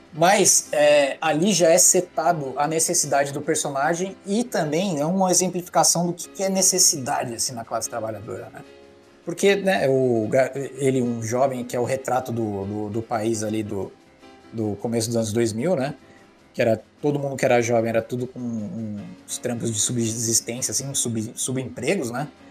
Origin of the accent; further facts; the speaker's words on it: São Paulo, Brazil; Tabuão aqui de São Paulo, divisa com Taboão da Serra